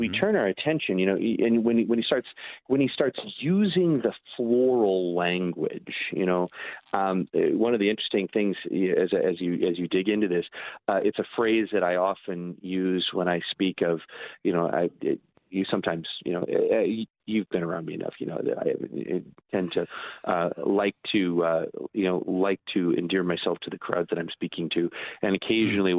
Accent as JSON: {"language": "English", "town": "Edwardsville", "region": "Illinois", "country": "United States", "tie": "born or raised there", "moved": "yes", "lives_now": "Milwaukee, United States", "said": "answer to that for me is Metro East Lutheran in Edwardsville"}